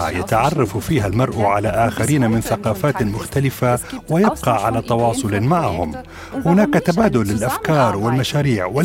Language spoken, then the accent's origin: Arabic; Tunisia; أنا من تونس